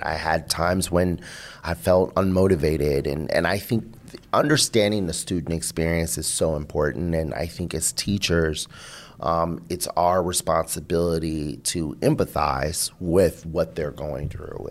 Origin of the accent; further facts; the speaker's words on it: Seattle, Washington, United States; also born or lived in Boston; I'm from Seattle